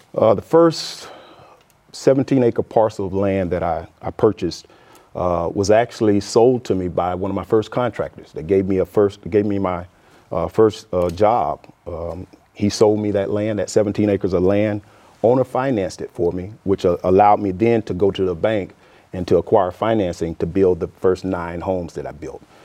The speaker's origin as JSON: {"language": "English", "town": "Umatilla", "region": "Florida", "country": "United States", "tie": "born or raised there", "lives_now": "Quincy, United States", "said": "originally grew up in Umatilla, Florida, uh, which is, uh, thirty-six miles southeast of, uh, Orlando, Florida"}